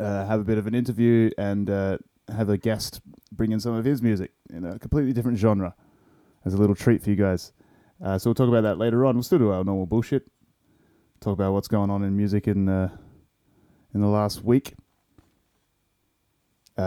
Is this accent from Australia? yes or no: yes; Perth, Western Australia, Australia; as an Australian